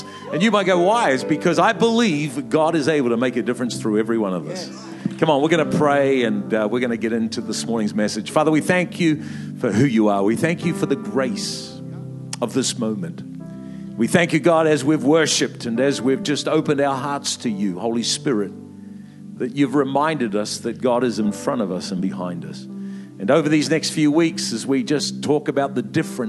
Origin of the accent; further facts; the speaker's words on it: New Zealand; moved away; also born or lived in Melbourne, Australia; I'm a Kiwi by birth